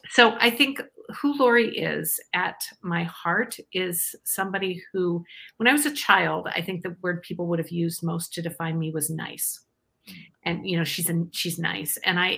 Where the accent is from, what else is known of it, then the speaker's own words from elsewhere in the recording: Iowa, United States; Um, I'm actually from Iowa originally.